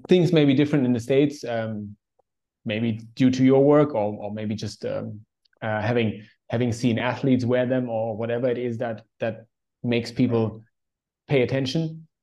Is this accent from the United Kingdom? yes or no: no; Germany; now in Indonesia; growing up in Germany